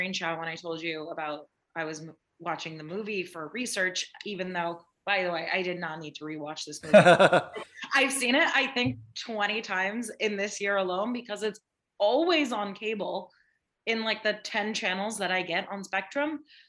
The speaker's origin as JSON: {"language": "English", "town": "New York City", "region": "New York", "country": "United States", "tie": "born or raised there", "said": "growing up as a New Yorker"}